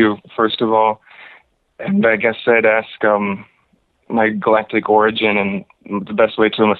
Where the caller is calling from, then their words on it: Chicago, Illinois, United States; I'm calling from Chicago.